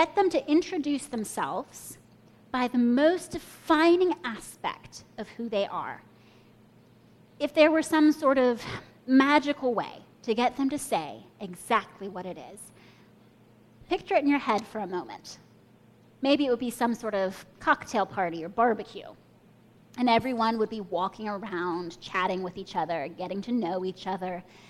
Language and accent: English; Kenya; born there; also born or lived in United States; I was born in Kenya, but I'm an American citizen. Well, we moved back and forth between Kenya and the U.S., but my parents are from the U.S.